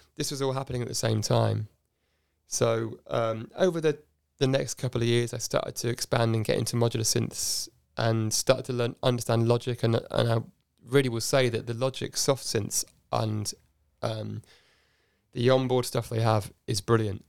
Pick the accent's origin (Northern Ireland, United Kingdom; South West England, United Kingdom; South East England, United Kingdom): South East England, United Kingdom; Oxford; also born or lived in Cardiff, Wales; I grew up in a suburb called Headington.